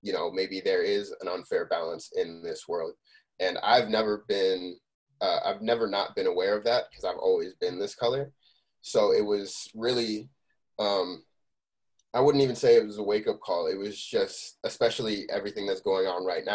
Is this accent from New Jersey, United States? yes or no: yes; Scotch Plains, New Jersey, United States; I grew up in Scotch Plains, a lot of my friends played instruments